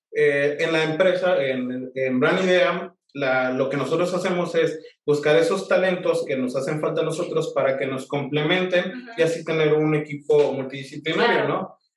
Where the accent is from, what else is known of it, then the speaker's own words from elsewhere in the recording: Tijuana, Baja California, Mexico; also born or lived in Michoacán; soy este, originario de Michoacán, pero me siento tijuanense por adopción, ¿no? Llegué aquí desde muy pequeño, ajá, y, pues ya yo crecí y, corrí, aprendí y me crié en esta bella hermosa ciudad de Tijuana